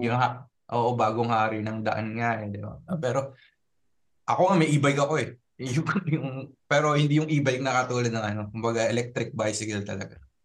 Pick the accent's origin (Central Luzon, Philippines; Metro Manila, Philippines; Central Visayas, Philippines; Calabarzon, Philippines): Metro Manila, Philippines; Marikina; moved away as an adult; now in Germany; taga Marikina ako tapos Ortigas yung pinapasukan ko.